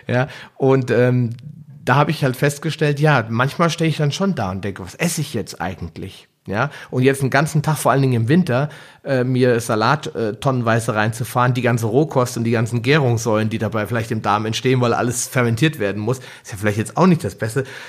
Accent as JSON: {"language": "German", "region": "Hesse", "country": "Germany", "said": "bei uns in Hessen"}